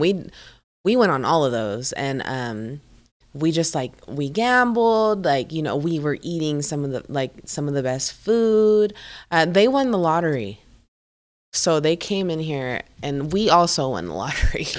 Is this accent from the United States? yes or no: no; Philippines; moved away; I'm from the Philippines